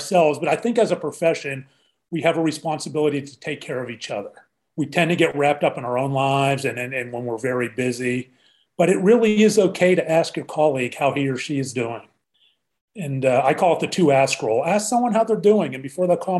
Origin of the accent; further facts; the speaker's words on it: Pittsburgh, Pennsylvania, United States; now in Dallas, United States; Born and raised in Pittsburgh, I bleed black and gold